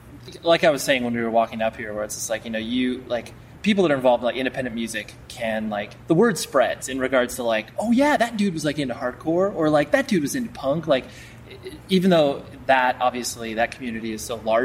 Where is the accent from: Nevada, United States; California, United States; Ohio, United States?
Nevada, United States; Las Vegas; born there; because I was born in Vegas